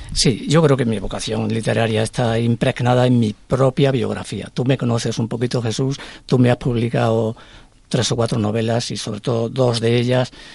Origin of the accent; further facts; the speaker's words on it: Extremadura, Spain; now in Madrid, Spain; mi tierra, de mi infancia